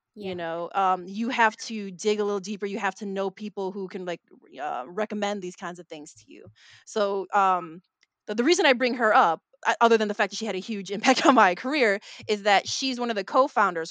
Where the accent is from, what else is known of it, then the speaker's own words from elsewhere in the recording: Chicago, Illinois, United States; Filipino American, born and raised in Chicago